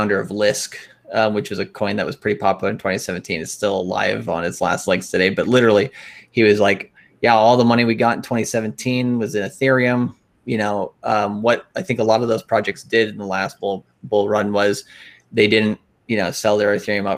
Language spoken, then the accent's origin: English; Minnesota, United States; I'm from Minnesota